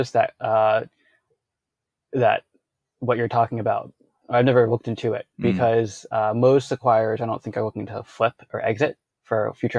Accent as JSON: {"language": "English", "town": "Boston", "region": "Massachusetts", "country": "United States", "tie": "born or raised there", "moved": "yes", "said": "my hometown of Boston."}